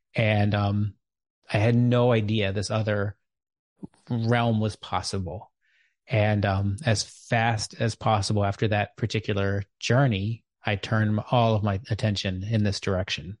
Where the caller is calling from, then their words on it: Chapel Hill, North Carolina, United States; I'm calling in from Chapel Hill, North Carolina